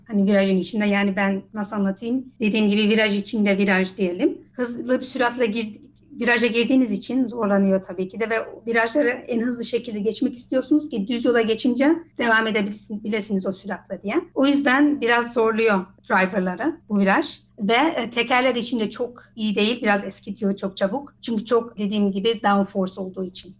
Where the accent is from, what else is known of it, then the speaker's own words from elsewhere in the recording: Netherlands; also born or lived in Isparta, Turkey (family origin); ben Hollanda'da doğumluyum.